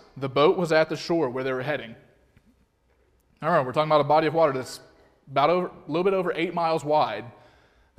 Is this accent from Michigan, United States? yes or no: no; Alabama, United States; I'm from Alabama